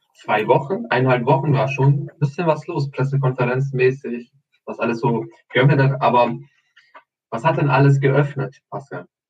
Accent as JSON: {"language": "German", "country": "Albania", "moved": "yes", "lives_now": "Germany", "said": "Ich komme ja aus, aus Albanien, obviously, Albanien"}